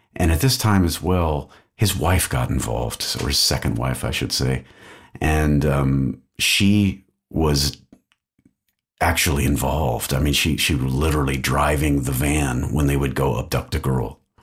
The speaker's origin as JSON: {"language": "English", "town": "Austin", "region": "Texas", "country": "United States", "tie": "born or raised there", "moved": "as an adult", "lives_now": "Belgium", "said": "I'm from Austin, Texas, grew up there"}